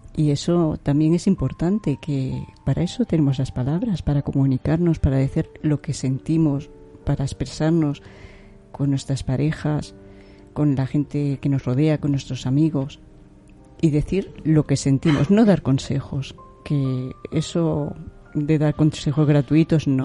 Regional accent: Granada, Andalusia, Spain; moved away

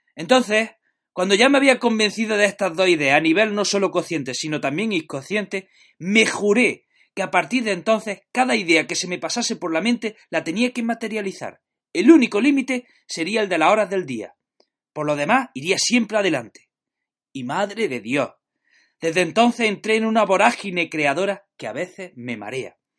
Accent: Jaén, Andalusia, Spain; now in Granada, Spain; soy de Jaén, pero estoy afincado en Granada

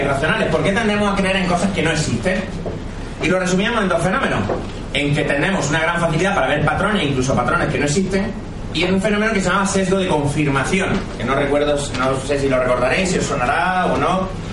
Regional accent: Andalusia, Spain; yo soy andaluz

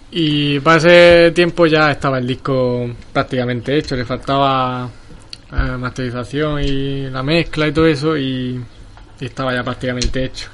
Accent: Dalías, Andalusia, Spain; Yo soy de Dalía

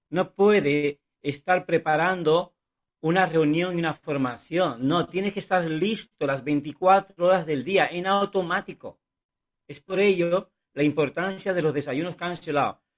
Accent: Cuba; born there; Yo nací en Cuba, no tenía sueños, no tenía posibilidades de alcanzar nada en la vida, ni siquiera viajar.

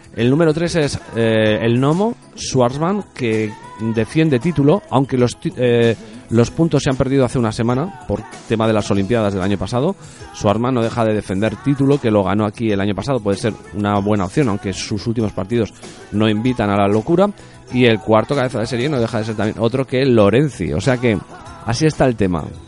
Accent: Spain; soy español

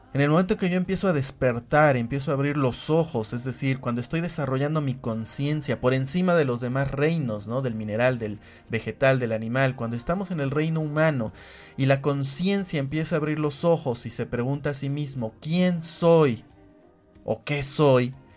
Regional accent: Puebla, Mexico; yo soy hombre, yo soy poblano, soy mexicano

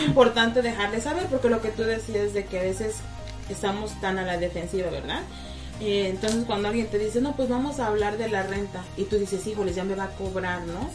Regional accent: Mexico; now in United States; en México estamos acostumbrados

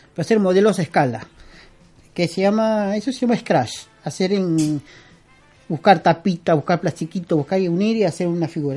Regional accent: Peru; moved away as an adult; also born or lived in Lima; now in Argentina; yo soy peruano, yo nací en Perú, pero yo tengo 22 años acá.

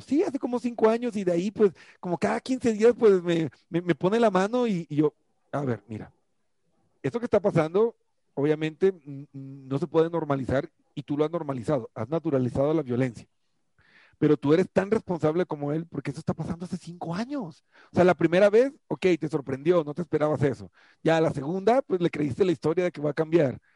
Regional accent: Colombia; yo soy colombiano

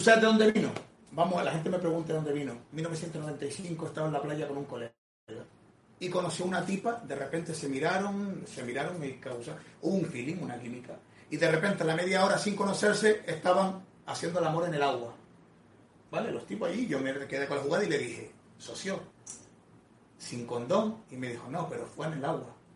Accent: Canary Islands, Spain; soy de Canarias

